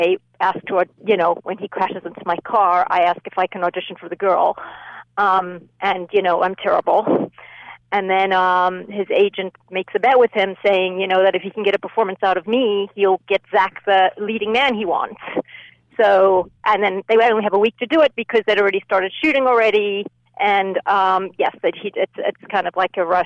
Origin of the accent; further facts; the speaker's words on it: Zimbabwe; moved away; I grew up in Zimbabwe. And yes, grew up, spent my childhood there